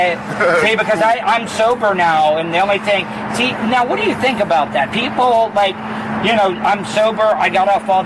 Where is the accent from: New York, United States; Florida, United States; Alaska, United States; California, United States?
Florida, United States; I'm from Florida all my life, born and raised.